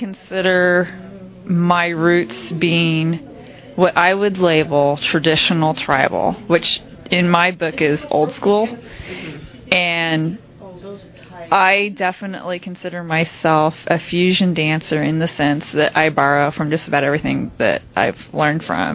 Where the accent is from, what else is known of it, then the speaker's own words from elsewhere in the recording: Kansas City, United States; I'm from Kansas City